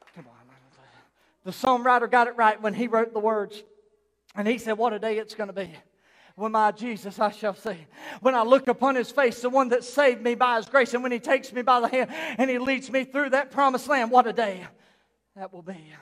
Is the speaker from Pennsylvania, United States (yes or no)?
no; South Carolina, United States; also born or lived in Newry; we're from South Carolina.